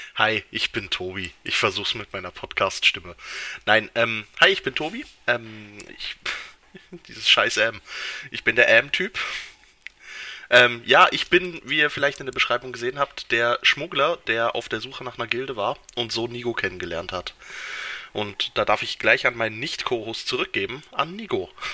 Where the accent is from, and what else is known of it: Switzerland